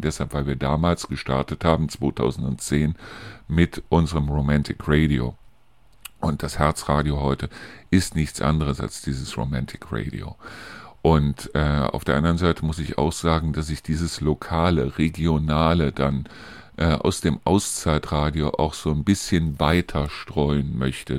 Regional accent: Neuss, North Rhine-Westphalia, Germany; now in Hofgeismar, Germany; aus meiner alten Heimat zum Beispiel berichten, aus Neuss

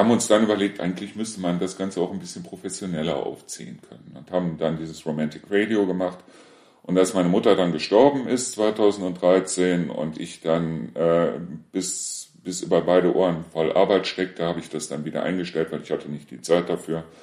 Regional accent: Neuss, North Rhine-Westphalia, Germany; now in Deißel, Germany; Nee, aber äh, ich komme ja ursprünglich aus Neuss und aus Neuss sind wir ja weggezogen, weil mein Sohn verstorben ist.

